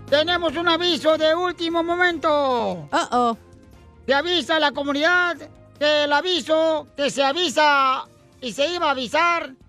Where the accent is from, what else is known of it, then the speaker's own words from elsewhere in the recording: Michoacán, Mexico; Y a Morelia porque soy de Michoacán.